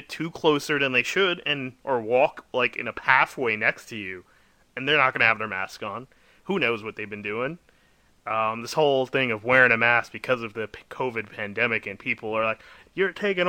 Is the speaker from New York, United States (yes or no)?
yes; New York City, New York, United States; I'm from the Bronx